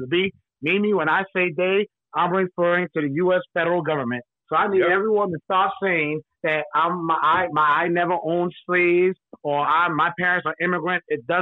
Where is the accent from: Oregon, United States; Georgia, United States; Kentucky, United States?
Georgia, United States; Savannah; now in South Carolina, United States; I was born in Savannah, Georgia